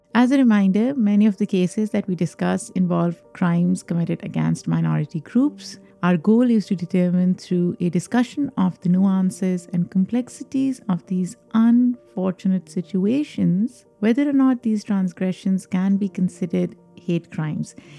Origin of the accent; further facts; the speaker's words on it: New York, United States; New York is my hometown.